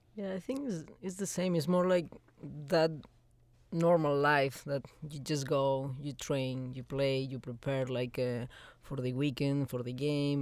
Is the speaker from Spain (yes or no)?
yes; Spain; moved away; I'm coming from Spain, so we love to be outside.